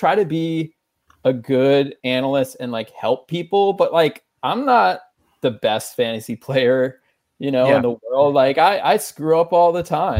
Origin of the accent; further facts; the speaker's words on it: Maryland, United States; moved away as an adult; also born or lived in Northern Virginia; now in New York, United States; I grew up in Maryland.